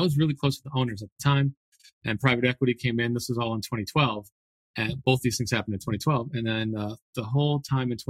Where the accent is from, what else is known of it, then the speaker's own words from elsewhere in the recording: Connecticut, United States; I grew up in Connecticut